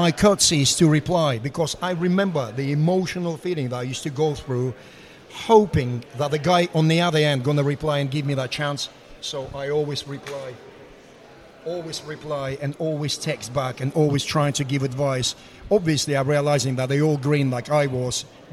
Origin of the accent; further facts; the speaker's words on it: Russia; English is a second language; moved away as an adult; also born or lived in Moscow; now in United Kingdom; I come from Russia.